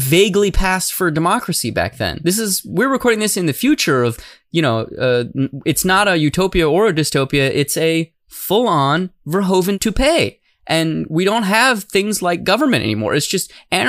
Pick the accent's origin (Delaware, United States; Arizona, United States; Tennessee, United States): Arizona, United States; Tucson; moved away; I am originally from Tucson